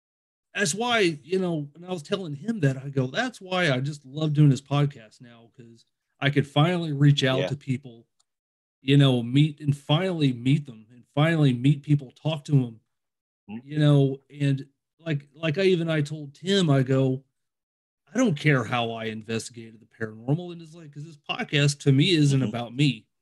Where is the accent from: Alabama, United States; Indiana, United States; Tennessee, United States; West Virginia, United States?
Indiana, United States; growing up in Indiana, I've always been a Cincinnati Reds fan